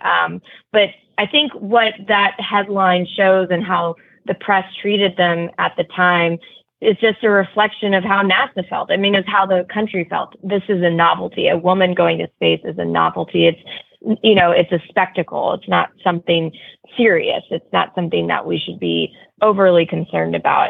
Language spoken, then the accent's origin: English; outside of Houston, Texas, United States; I grew up outside of Houston